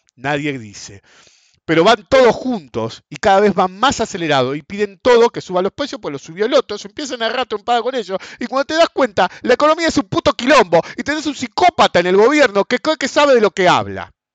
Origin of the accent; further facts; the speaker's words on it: Argentina; nosotros como argentinos